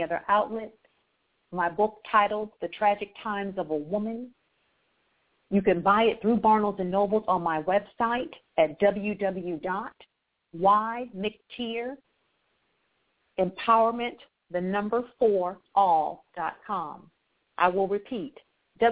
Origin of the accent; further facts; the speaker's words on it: Akron, Ohio, United States; also born or lived in Atlanta, Georgia; born and raised in Akron, Ohio, the same place LeBron James is from